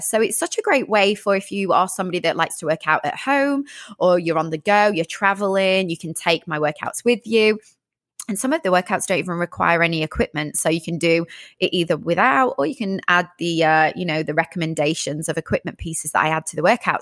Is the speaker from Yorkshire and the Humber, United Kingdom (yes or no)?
yes; Sheffield, Yorkshire and the Humber, United Kingdom; moved away as an adult; also born or lived in London, United Kingdom; now in Los Angeles, United States; originally from the UK, from the north part of England near Manchester, a place called Sheffield.